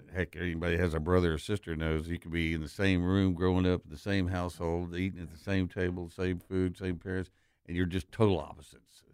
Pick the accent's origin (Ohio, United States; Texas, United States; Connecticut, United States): Texas, United States; West; I'm from West Texas, the most conservative place in the most conservative state in the country.